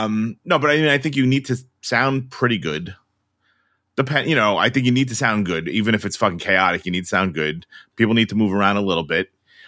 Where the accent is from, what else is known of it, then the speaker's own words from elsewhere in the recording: Philadelphia, Pennsylvania, United States; now in Canada; I'm from Philadelphia. I definitely don't want to go see this. I live in Canada now.